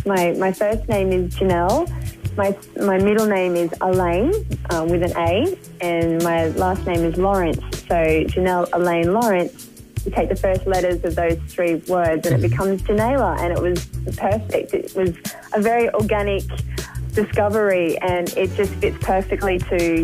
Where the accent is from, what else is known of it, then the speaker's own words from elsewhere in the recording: Gold Coast, Queensland, Australia; I was born on the Gold Coast, and I've lived here, being raised by my family